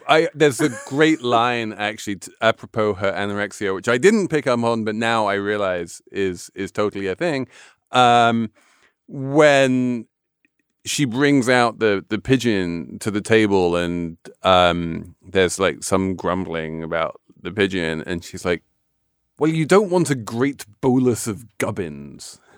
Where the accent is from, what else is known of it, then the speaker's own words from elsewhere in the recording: England, United Kingdom; I'm English